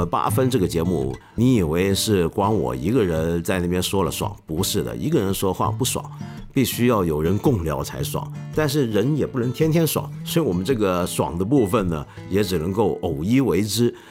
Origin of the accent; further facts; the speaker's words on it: Hong Kong; 我作为一个香港人